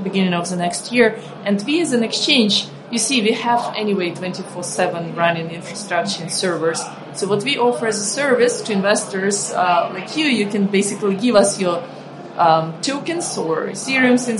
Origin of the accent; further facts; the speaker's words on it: Ukraine; moved away; I come from Ukraine. I grew up in a poor country